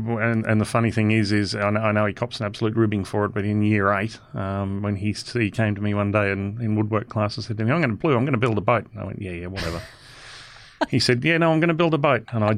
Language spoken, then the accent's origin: English; Nhulunbuy, Northern Territory, Australia; growing up here in Gove